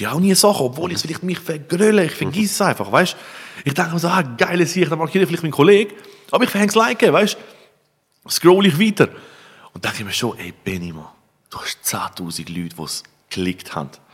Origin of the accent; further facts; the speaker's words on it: Switzerland; bei uns in der Schweiz